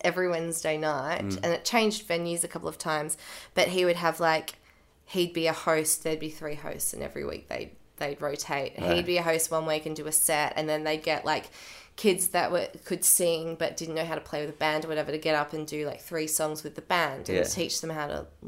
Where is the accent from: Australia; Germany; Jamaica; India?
Australia; New South Wales; also born or lived in Perth, Western Australia; So we moved from Perth to Curry Curry in New South Wales when I was 5.